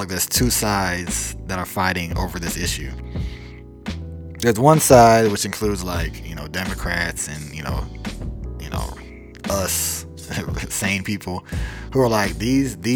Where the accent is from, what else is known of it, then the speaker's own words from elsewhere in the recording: Atlanta, Georgia, United States; I was born in Atlanta, Georgia.